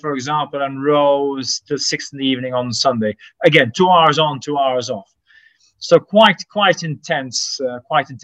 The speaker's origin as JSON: {"language": "English", "town": "Sliema", "country": "Malta", "tie": "born or raised there", "said": "I grew up in Slima, very close to the sea"}